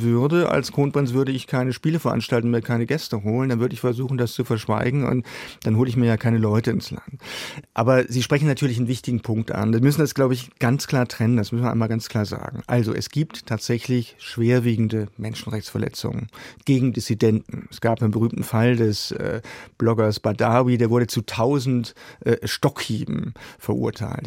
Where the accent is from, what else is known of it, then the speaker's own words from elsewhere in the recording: Germany; wir sollten gerade als Deutsche